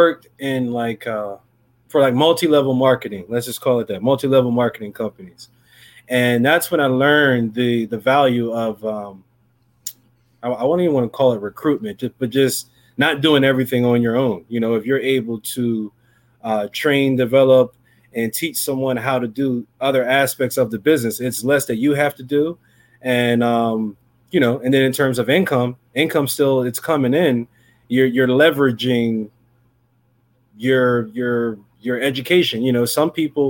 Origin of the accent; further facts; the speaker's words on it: New Jersey, United States; I'm from New Jersey. Primary South Jersey is my territory